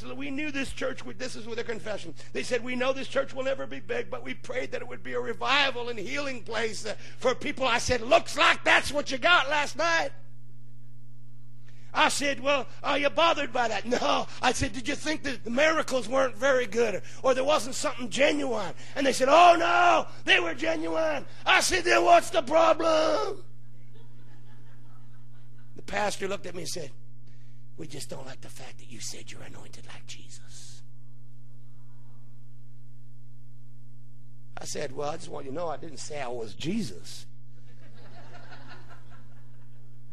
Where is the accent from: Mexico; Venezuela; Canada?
Canada; Hamilton, Ontario; I was born in Hamilton, Ontario. I am a Canadian